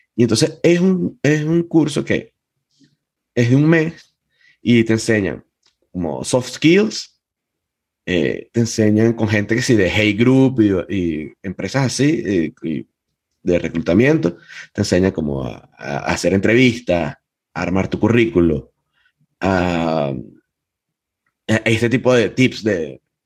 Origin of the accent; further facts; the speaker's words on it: Venezuela; en eso sí soy muy venezolano